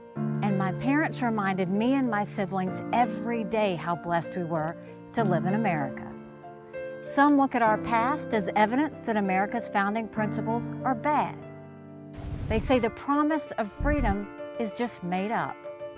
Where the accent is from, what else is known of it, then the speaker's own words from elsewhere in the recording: South Carolina, United States; I was born and raised in South Carolina, so I have seen the very best of our country.